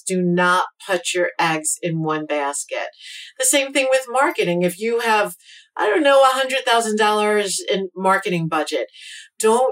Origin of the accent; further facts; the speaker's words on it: New York City, New York, United States; also born or lived in New City, New York; I grew up in Brooklyn, and both of my parents had started businesses